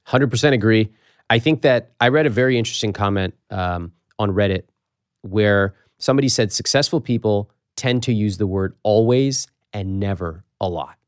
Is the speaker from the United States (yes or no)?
yes; United States; I was born in America